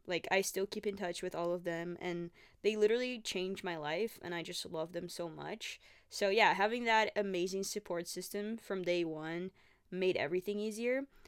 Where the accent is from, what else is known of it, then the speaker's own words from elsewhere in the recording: Brazil; English is a second language; moved away as an adult; now in Canada; I'm from Brazil. I moved to Canada five and a half years ago. Um, I was eighteen when I first came here